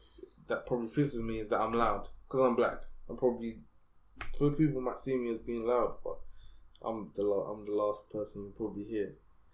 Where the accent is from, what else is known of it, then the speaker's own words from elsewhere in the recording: Essex, East of England, United Kingdom; Because I'm from Essex